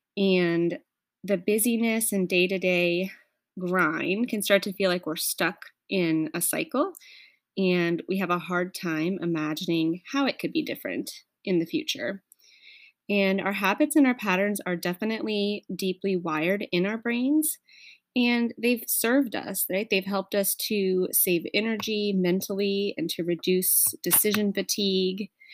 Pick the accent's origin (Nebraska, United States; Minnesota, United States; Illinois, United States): Nebraska, United States; moved away as an adult; I was born and raised in Nebraska